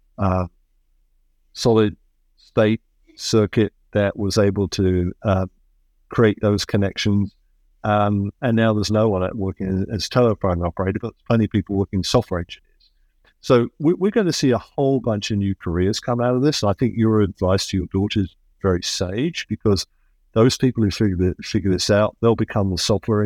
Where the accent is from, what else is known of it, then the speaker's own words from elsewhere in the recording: England, United Kingdom; moved away as an adult; now in United States; I am originally English, but I haven't lived there for a long time. And that's partly because I came to a land of opportunity, which is America, and I became American.